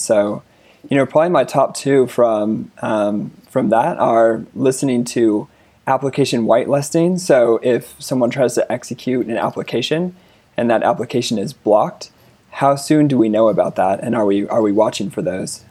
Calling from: Denver, Colorado, United States; I'm calling from Denver, Colorado

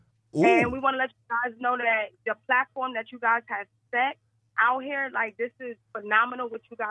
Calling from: West Palm Beach, Florida, United States; I'm calling from West Palm Beach, Florida.

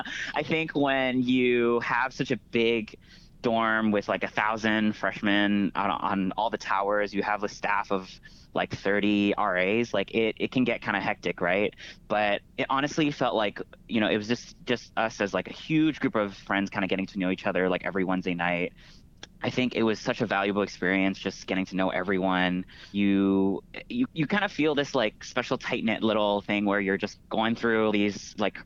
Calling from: San Francisco, California, United States; So I'm currently in San Francisco.

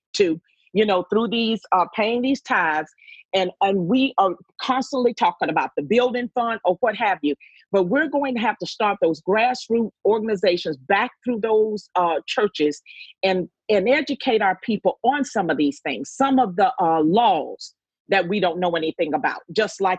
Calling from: Savannah, Georgia, United States; I am calling from Savannah, Georgia

